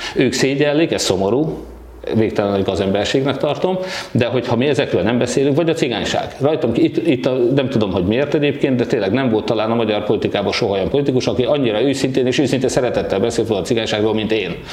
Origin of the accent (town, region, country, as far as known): Hódmezővásárhely, Csongrád-Csanád, Hungary